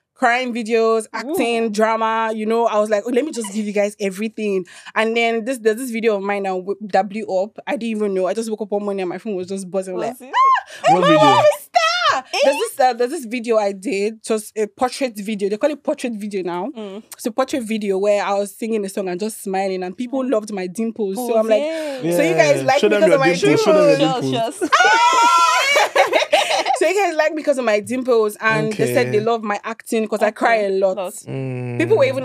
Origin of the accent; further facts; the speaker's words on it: Ondo, Nigeria; moved away as an adult; also born or lived in Imo State; now in Lagos, Nigeria; I'm from Imo State. From Imo State. Born and brought up in Ondo State.